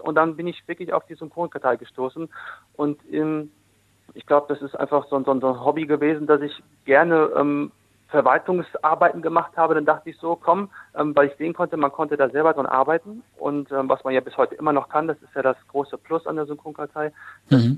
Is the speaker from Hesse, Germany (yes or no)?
no; Dortmund, North Rhine-Westphalia, Germany; now in Essen, Germany; gebürtig Dortmund, jetzt wohnhaft in Essen. Also ich bin ein Ruhrgebietskind